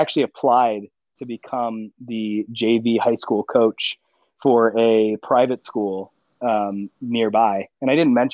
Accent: Annapolis, Maryland, United States; I'm from the Annapolis, Maryland area.

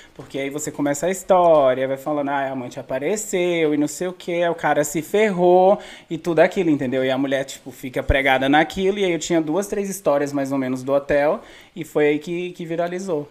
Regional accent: São Sebastião, Federal District, Brazil; also born or lived in Sobradinho / Austin, Nova Iguaçu; now in United States; Eu sou de Brasília, na verdade eu nasci em Sobradinho, fui criado em, so em, São Sebastião

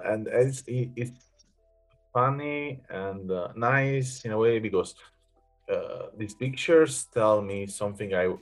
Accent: Naples, Campania, Italy; English is a second language; moved away; also born or lived in Rome; I come from Naples and I was living in Rome

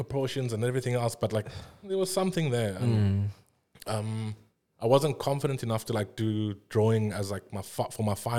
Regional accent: South Africa; I think a lot of the time, like as any South African illustrator, I think our work is also inherently like South African

